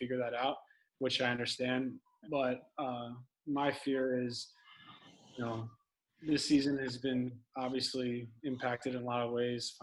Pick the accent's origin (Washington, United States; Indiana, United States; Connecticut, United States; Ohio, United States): Connecticut, United States; Westport; Westport's a really nice place to grow up. You know, I was fortunate enough to be there